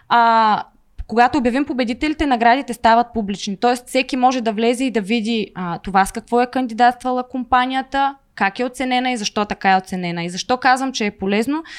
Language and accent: Bulgarian; Veliko Tarnovo, Veliko Tarnovo Province, Bulgaria; аз не съм от София, аз съм от Велико Търново и в момента, в който завърши гимназия